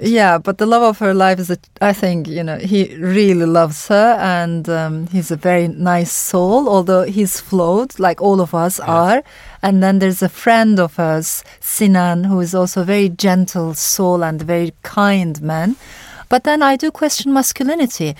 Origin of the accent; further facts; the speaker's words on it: Turkey; also born or lived in Strasbourg, France; I come from Turkey